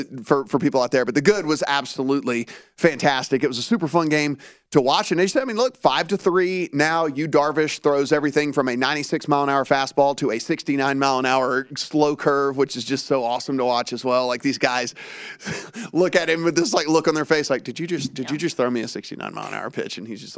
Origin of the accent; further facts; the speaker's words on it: Louisiana, United States; I owned several horses growing up